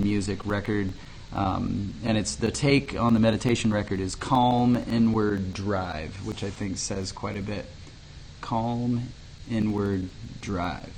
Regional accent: Lindsborg, Kansas, United States; I'm from Lindsborg. Lindsborg's an incredibly rich vocal town

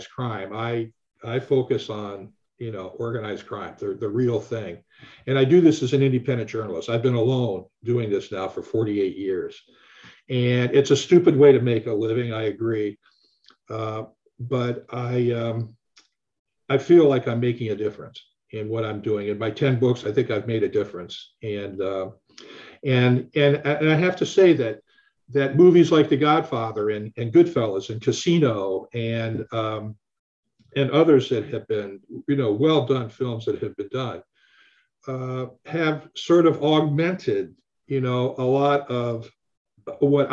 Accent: Akron, Ohio, United States; my hometown, Akron, Ohio

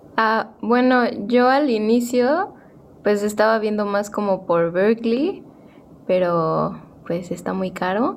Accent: Cancún, Quintana Roo, Mexico; yo soy de Cancún

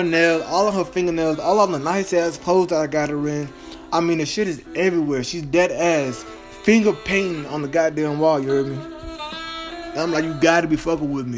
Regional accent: Dallas, Texas, United States; I'm from Dallas, Texas

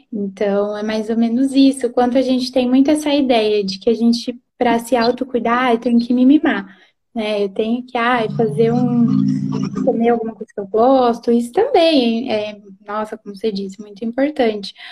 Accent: Londrina, Paraná, Brazil; moved away as an adult; now in Presidente Prudente, Brazil; moro em. sou de Londrina, né? Mas estou morando em Prudente agora.

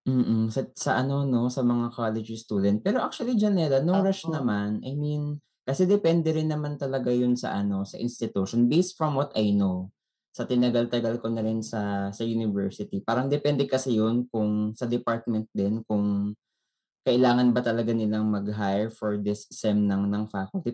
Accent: Philippines; tayo bilang isang Pinoy

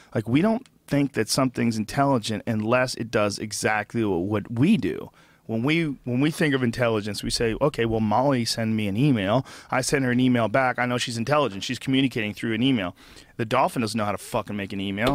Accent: Massachusetts, United States; When I was a little kid growing up in Massachusetts

